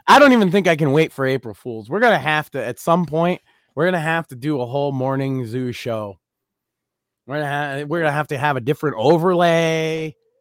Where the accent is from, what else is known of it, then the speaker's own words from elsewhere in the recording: Massachusetts, United States; I am very vocally from Massachusetts